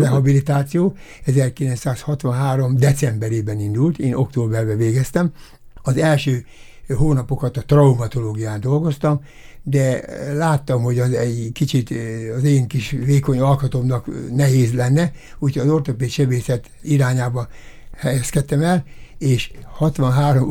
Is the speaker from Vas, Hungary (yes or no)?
no; Debrecen, Hajdú-Bihar, Hungary; moved away as an adult; also born or lived in Konyár, Hungary; now in Miskolc, Hungary; Debrecenben nőttem fel